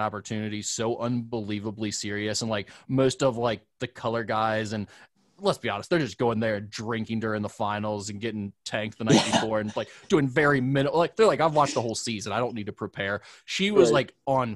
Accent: Northern Kentucky, United States; I'm from Kentucky

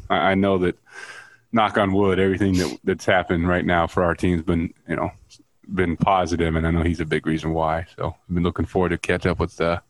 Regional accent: Chicago, Illinois, United States; Because a Bulls fan, because I grew up there. I was like, oh, I'm from Chicago.

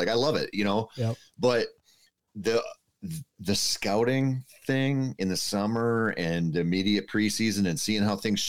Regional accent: Minnesota, United States; I think that's just growing up in Minnesota and not hunting the rut.

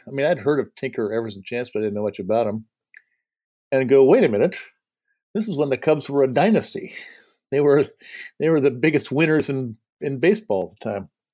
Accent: southern Indiana, United States; also born or lived in Madison, Wisconsin (summers); now in Washington DC, United States; I grew up in southern Indiana, uh, where my parents lived, which is Cardinals country

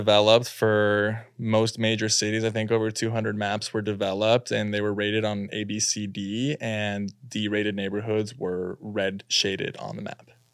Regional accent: Los Angeles, California, United States; moved away as an adult; now in New York, United States; Born and raised in Los Angeles

